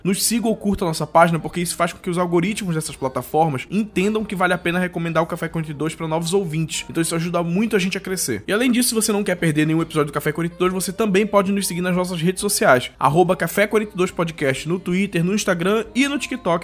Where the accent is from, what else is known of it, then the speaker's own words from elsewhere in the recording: Belém, Pará, Brazil; a gente é aqui de Belém, Belém do Pará